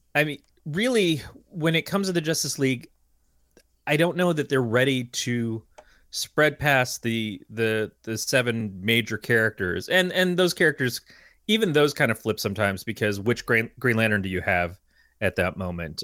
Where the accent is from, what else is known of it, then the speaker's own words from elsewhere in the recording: United States; being an American